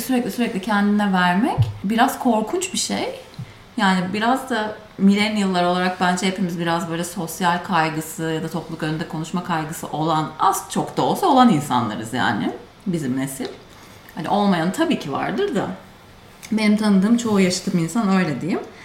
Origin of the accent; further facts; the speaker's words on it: Turkey; accent: Turkish accent (in English); moved away; Bizim leş Türk aksanımızın